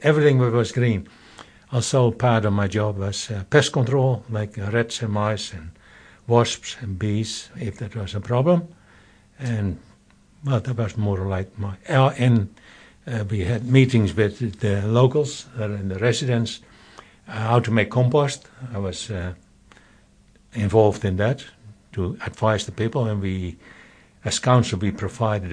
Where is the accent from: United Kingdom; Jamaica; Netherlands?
Netherlands; moved away as an adult; now in New Zealand; I am from the Netherlands